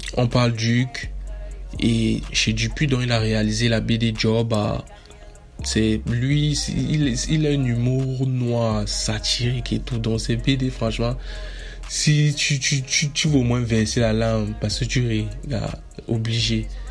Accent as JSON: {"language": "French", "country": "Cameroon", "said": "Je suis camerounais"}